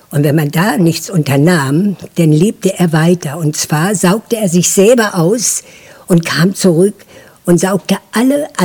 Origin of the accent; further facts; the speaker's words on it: Lüchow, Lower Saxony, Germany; ich bin zwar in Lüchow aufgewachsen, aber meine ganzen Ferien habe ich auf dem Dorf verbracht. Und da war ich viel in Ranzau, in Lüppow, in Dangsdorf.